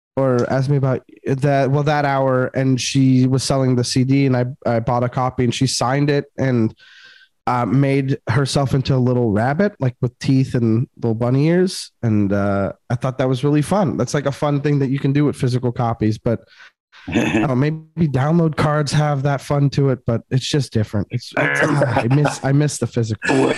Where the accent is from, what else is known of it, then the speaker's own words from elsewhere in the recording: Montreal, Quebec, Canada; growing up in Montreal